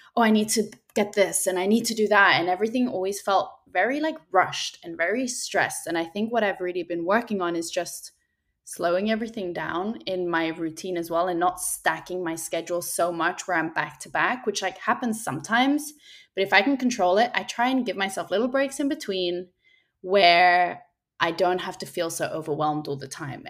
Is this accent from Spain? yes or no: yes; Spain; I grew up in Spain